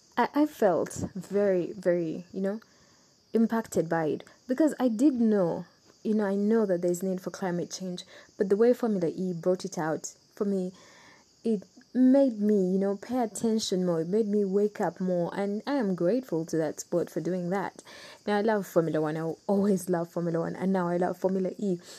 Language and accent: English; Uganda; I'm from Uganda